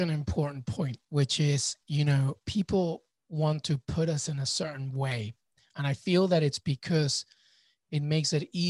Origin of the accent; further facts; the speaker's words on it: United Kingdom; born there; And as a Peruvian, British born, but Peruvian, my entire family grew up in Peru.